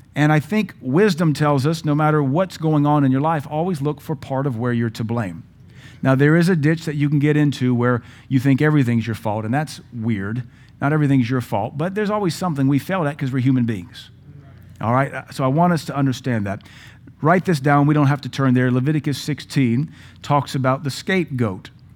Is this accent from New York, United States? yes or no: no; Louisiana, United States; We're from Louisiana